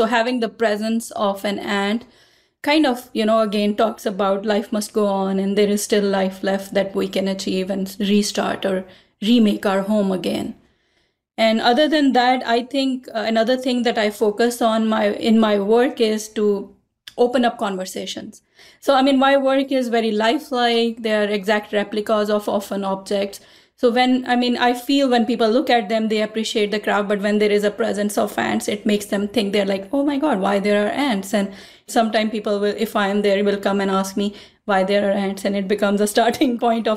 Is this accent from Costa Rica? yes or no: no; Pakistan; moved away; I grew up in Pakistan in a male-dominated society